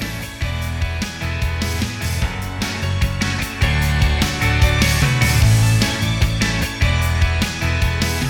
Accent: Pacific Northwest, United States; moved away; I come from the Pacific Northwest, and wrestling really wasn't a big sport for us out there

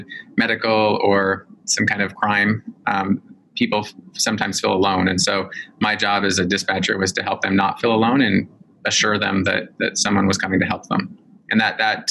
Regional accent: Salt Lake City, Utah, United States; I grew up in Salt Lake City, Utah

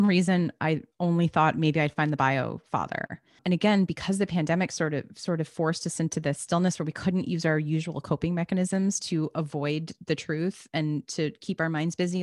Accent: New Jersey, United States; I grew up in New Jersey

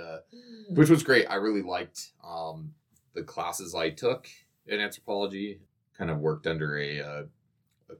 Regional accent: Coeur d'Alene, Idaho, United States; moved away as an adult; also born or lived in Missoula, Montana; I grew up in Coeur d'Alene. And I was born and raised there. So I lived there all the way till I graduated high school

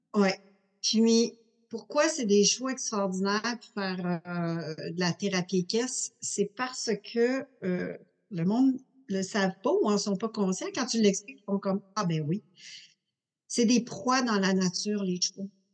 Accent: Montreal, Quebec, Canada; Je suis née à Montréal

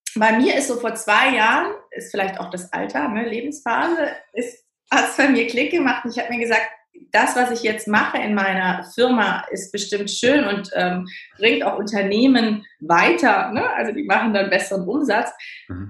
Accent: Cologne, North Rhine-Westphalia, Germany; now in Berlin, Germany; ich komme ja gebürtig aus Köln, ne? also ich bin ja so eine rheinländische Frohnatur

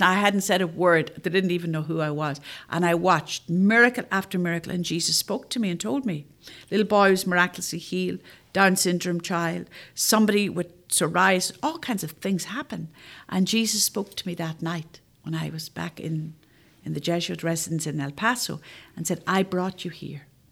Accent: Northern Ireland, United Kingdom; moved away; I'm from Northern Ireland

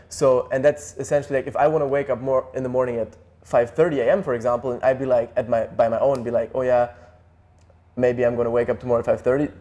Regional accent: Germany; Germany, like where we grew up

